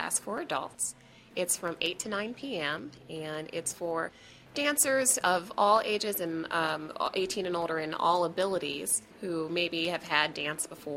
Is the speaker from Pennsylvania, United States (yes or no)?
yes; Pittsburgh, Pennsylvania, United States; moved away; I grew up dancing in Pittsburgh